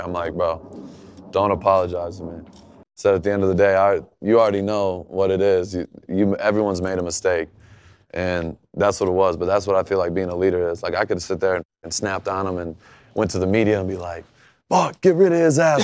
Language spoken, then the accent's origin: English; Michigan, United States; growing up in Michigan